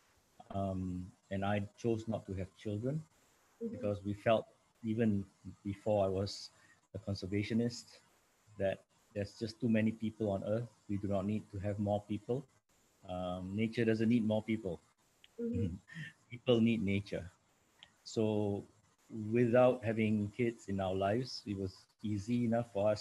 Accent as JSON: {"language": "English", "country": "Singapore", "moved": "yes", "lives_now": "New York City, United States", "said": "I am from Singapore originally. I'm now based in New York City in the US"}